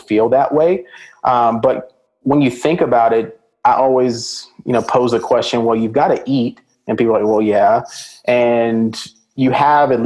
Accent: Birmingham, Alabama, United States; also born or lived in Atlanta, Georgia; now in Dallas, United States; Growing up in Alabama

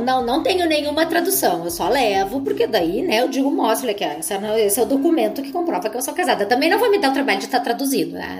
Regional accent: Brazil; eu sou brasileira

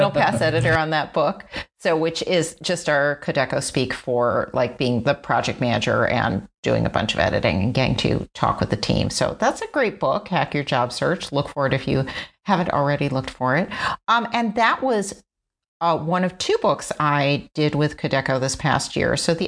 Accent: Chicago, Illinois, United States; I'm from Chicago

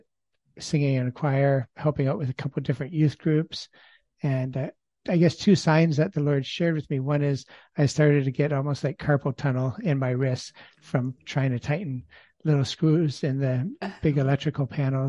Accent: Ontario, Canada; I grew up in Ontario, Canada, in the middle of three children, and grew up in an agricultural background

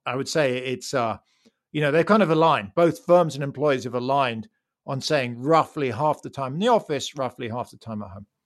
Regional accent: United Kingdom; as a Brit

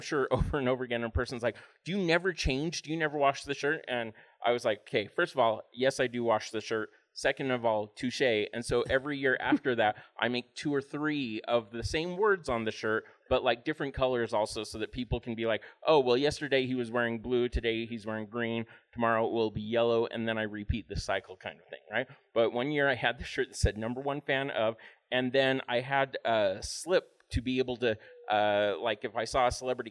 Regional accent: Utah, United States; also born or lived in Los Angeles; I'm from Utah

